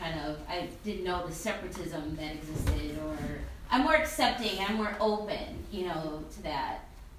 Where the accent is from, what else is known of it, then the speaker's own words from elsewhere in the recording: Detroit, Michigan, United States; I was born in 1980, and our next-door neighbors were white. Mm-hmm. And so I grew up in Rosedale